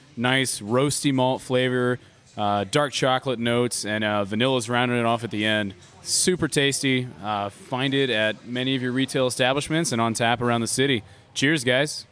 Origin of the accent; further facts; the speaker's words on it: Cove, Texas, United States; now in Houston, United States; I'm from about 45 minutes east of here small town called Cove out past Baytown